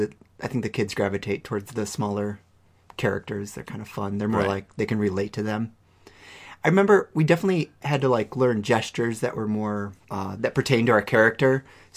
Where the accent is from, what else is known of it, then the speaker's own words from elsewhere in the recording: outside of Chicago, Illinois, United States; moved away as an adult; now in Minnesota, United States; No, I grew up outside of Chicago.